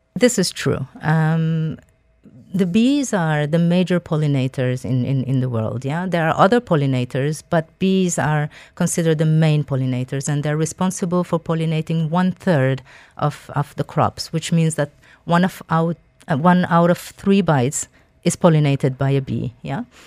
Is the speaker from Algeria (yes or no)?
yes; Algeria; moved away; I am originally from Algeria